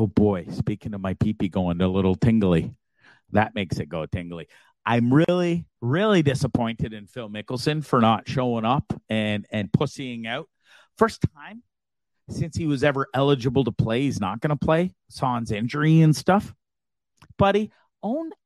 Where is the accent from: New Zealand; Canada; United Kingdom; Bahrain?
Canada; moved away; I was born just after they got to Canada. I was not born in England